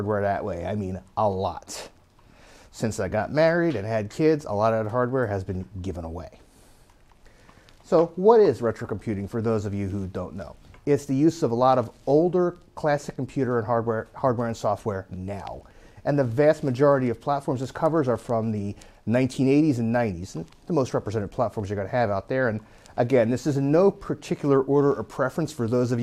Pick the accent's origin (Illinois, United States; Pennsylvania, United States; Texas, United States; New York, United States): Pennsylvania, United States; Philadelphia; I am from the Philadelphia area